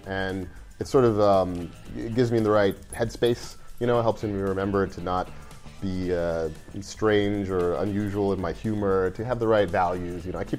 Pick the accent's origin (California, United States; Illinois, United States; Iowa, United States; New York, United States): New York, United States; also born or lived in Saskatchewan, Canada / Teaneck, New Jersey / Long Island / Brooklyn; We left there when I was one, and I grew up mostly in New York. All around the tri-state area. We were in Jersey for a bit, in Teaneck, we were on Long Island for a while, we were in Brooklyn for a while